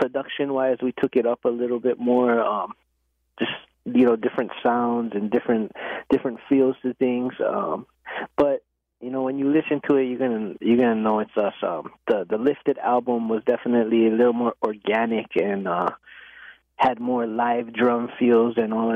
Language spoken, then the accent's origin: English; Maui, Hawaii, United States; We're from Maui